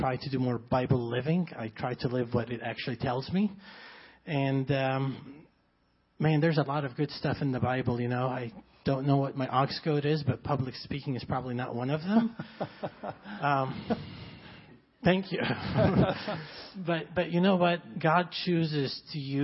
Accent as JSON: {"language": "English", "country": "Egypt", "tie": "born or raised there", "second_language": "English", "moved": "yes", "lives_now": "United States", "said": "I grew up in Egypt"}